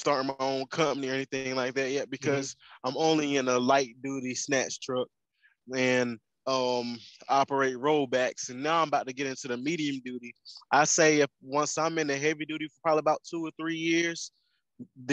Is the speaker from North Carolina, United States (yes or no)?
yes; North Carolina, United States; moved away as an adult; also born or lived in Kansas; I'm from North Carolina, but I've been out of North Carolina for 5 years in Kansas